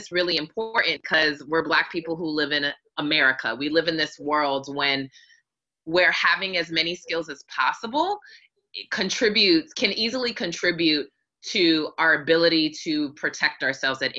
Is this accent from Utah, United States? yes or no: no; Hawaii, United States; now in Atlanta, United States; I grew up in Hawaii and basically lived on the beach.